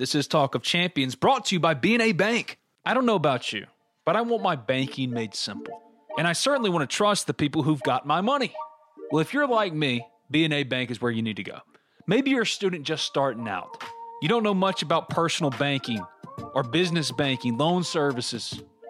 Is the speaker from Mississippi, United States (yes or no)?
yes; New Albany, Mississippi, United States; New Albany, my hometown